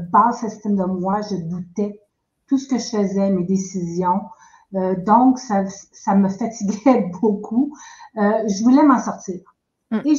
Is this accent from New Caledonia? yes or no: no; Quebec, Canada; now in New Brunswick, Canada; Euh, je suis maintenant au Nouveau-Brunswick, qui est tout à fait à l'est du Canada. J'ai grandi euh, au Québec.